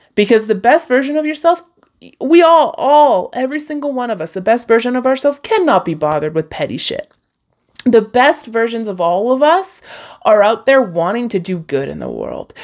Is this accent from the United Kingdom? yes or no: no; Hinton, Alberta, Canada; I was born near Jasper, Alberta, like in the heart of the Rockies, Hinton, Alberta